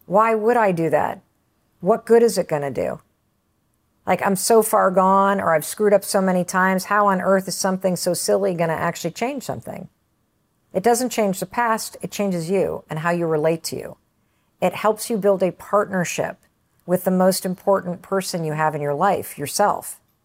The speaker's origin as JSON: {"language": "English", "region": "Western Michigan", "country": "United States", "tie": "born or raised there", "said": "I grew up in Western Michigan"}